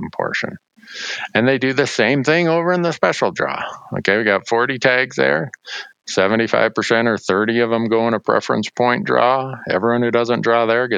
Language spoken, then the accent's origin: English; Montana, United States; My home state of Montana